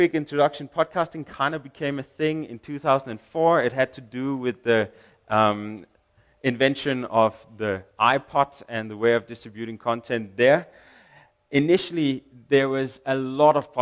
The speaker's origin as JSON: {"language": "English", "country": "Denmark", "second_language": "English", "moved": "yes", "lives_now": "South Africa", "said": "I'm from Denmark."}